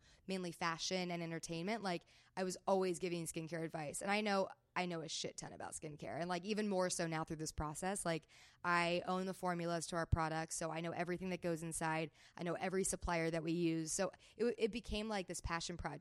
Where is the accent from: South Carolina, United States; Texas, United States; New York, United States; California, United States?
California, United States; Palos Verdes; I grew up in Palos Verdes here in California, like on the water.